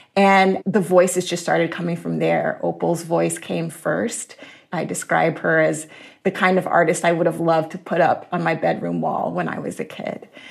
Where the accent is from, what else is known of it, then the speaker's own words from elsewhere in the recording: Jacksonville, Florida, United States; I was born and raised in Jacksonville, Florida